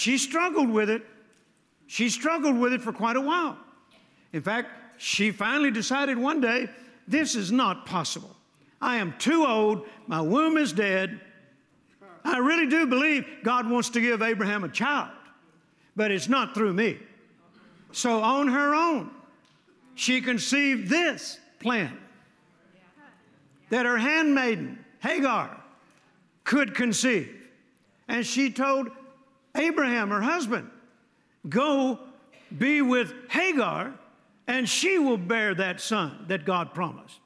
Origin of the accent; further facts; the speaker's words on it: Mississippi, United States; I was born in Mississippi, my grandpa's lighting system was with a string.